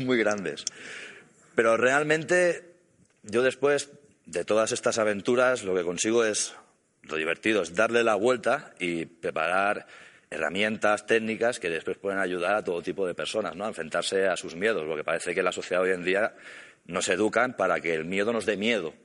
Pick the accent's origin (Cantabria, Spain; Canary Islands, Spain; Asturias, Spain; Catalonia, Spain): Catalonia, Spain; Yo soy catalán